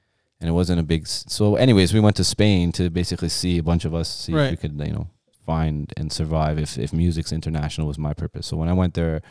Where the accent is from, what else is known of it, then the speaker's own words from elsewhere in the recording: Iran; moved away; because, you know, we came from Iran and parents were both working and.